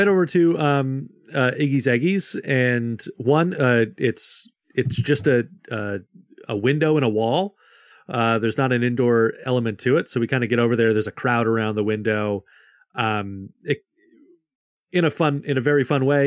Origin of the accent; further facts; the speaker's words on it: Michigan, United States; I grew up in Michigan. I grew up about in a, a little over an hour from Detroit